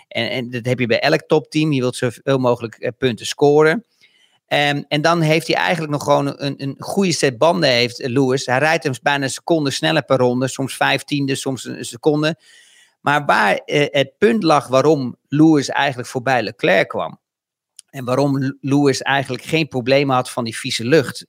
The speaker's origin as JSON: {"language": "Dutch", "country": "Netherlands", "said": "ons als Nederlanders"}